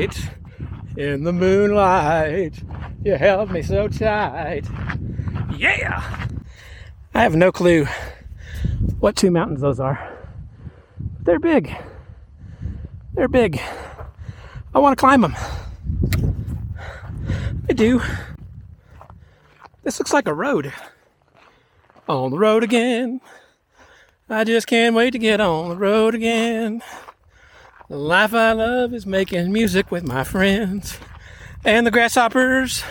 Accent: on the Louisiana border, East Texas, United States; My hometown, if you don't know about it, folks, it's in East Texas on the Louisiana border

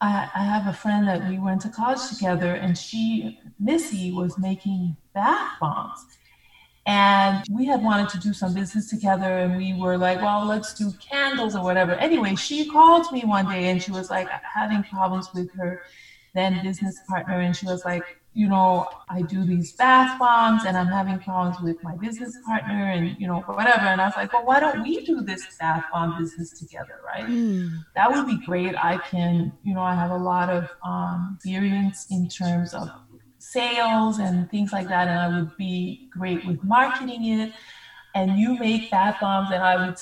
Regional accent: New York, United States; also born or lived in Monrovia, Liberia; We moved to New York

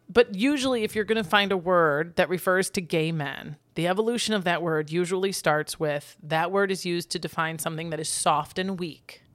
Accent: United States; as an American

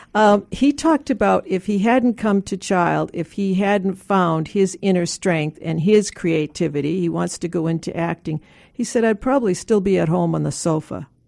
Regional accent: Boston, Massachusetts, United States; moved away as an adult; also born or lived in Washington, D.C.; I grew up in Boston and I left to go to graduate school in D C

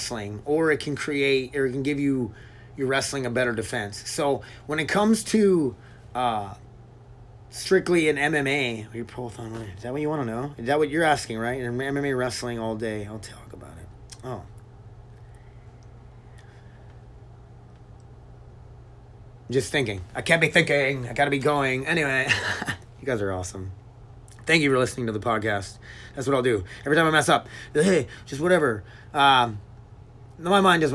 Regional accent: Milbank, United States; growing up in Milbank

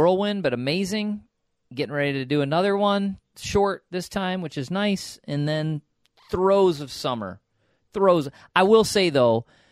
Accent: upstate New York, United States; I'm from upstate

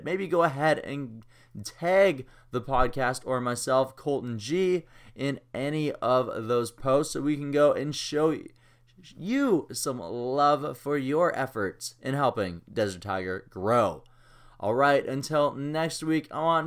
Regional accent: Kamloops, British Columbia, Canada; Kamloops, British Columbia, my hometown

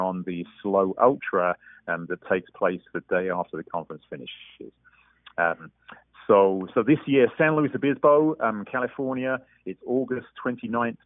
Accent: England, United Kingdom; moved away as an adult; now in Estes Park, United States; I'm a road runner originally from England

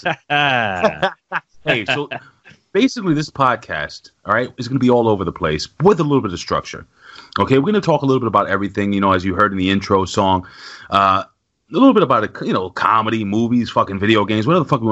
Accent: New York City, New York, United States; I lived in the projects. I'm from New York City

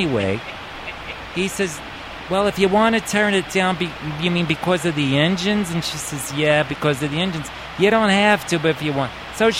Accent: New York, United States; So, what I wanted to tell you about was I am from New York.

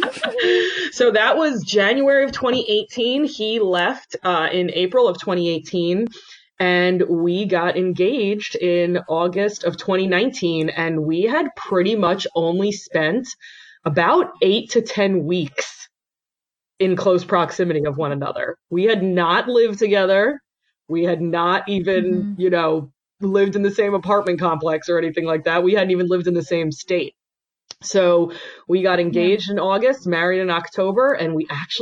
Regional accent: New York, United States; moved away as an adult; also born or lived in San Diego; I am actually from New York originally

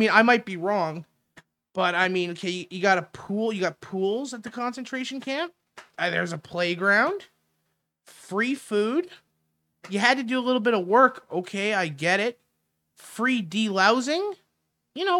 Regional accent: Canada; we're Canadian

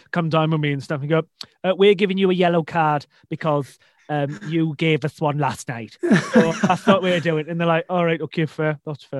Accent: Shrewsbury, West Midlands, United Kingdom; now in Newcastle, United Kingdom; I live in Newcastle and support Newcastle United um, for my sins, mm. but I'm from Shrewsbury originally in the Midlands

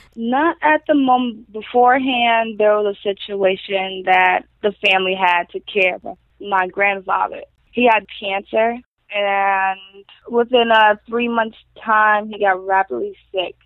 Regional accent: Royal Palm Beach, Florida, United States; also born or lived in Wellington, Florida / Lake Worth, Florida; I grew up in Florida, in Royal Palm. I moved, moved around a little to Wellington, to Boynton, to Delray, and back to Lake Worth

